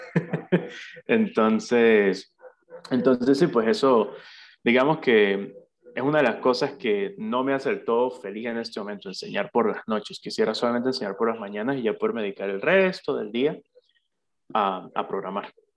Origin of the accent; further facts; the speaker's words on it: Santa Bárbara, Barinas, Venezuela; soy oriundo de Santa Bárbara, de Barinas, al igual que tú